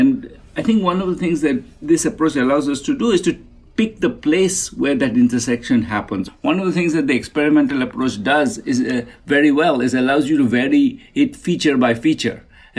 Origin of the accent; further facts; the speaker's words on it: Kolkata, West Bengal, India; You know, I grew up in Kolkata, really, really, really at the edge of a slum.